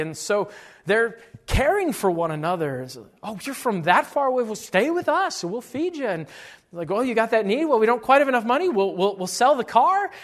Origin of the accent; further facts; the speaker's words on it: Illinois, United States; moved away as an adult; now in Iowa, United States; I grew up in Illinois